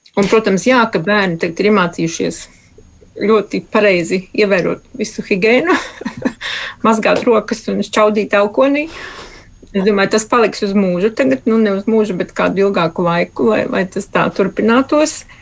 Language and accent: Latvian; Latvia; now in Australia; Es esmu dzimis Latvijā